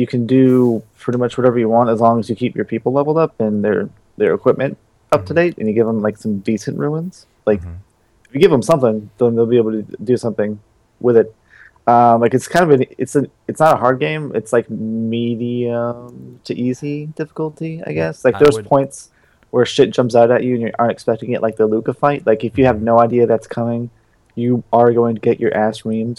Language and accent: English; New York, United States; Man, I'm from New York.